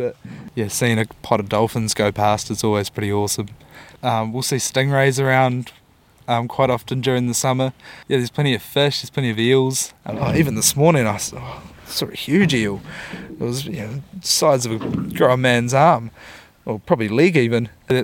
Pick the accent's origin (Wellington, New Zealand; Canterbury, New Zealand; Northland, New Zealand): Wellington, New Zealand; moved away as an adult; also born or lived in Dunedin; now in Auckland, New Zealand; I grew up in Wellington. Grew up down in the capital.